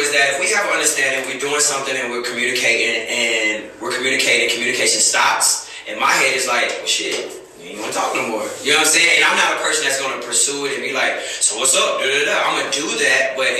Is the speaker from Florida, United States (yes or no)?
yes; Florida, United States; I'm from Florida